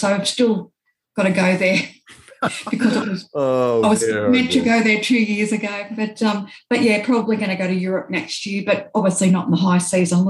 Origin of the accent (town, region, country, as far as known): Australia; born or raised there